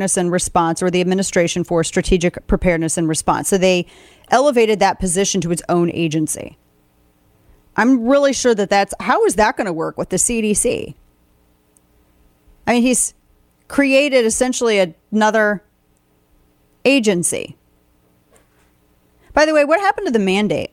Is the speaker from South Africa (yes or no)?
no; the Ozarks, United States; I'm from the Ozarks